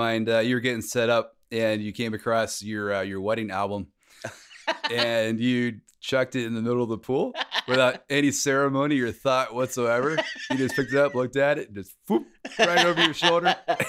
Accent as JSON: {"language": "English", "region": "New York", "country": "United States", "also_born_or_lived": "Boston", "said": "I'm from New York. I'm, you know, I've been in Boston, you know, East Coast. I'm kind of tough"}